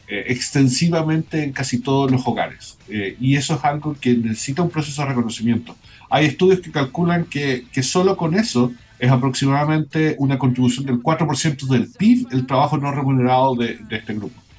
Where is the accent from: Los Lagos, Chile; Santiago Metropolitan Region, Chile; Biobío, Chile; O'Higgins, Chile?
Biobío, Chile; Concepción; Concepción. Yo soy de Concepción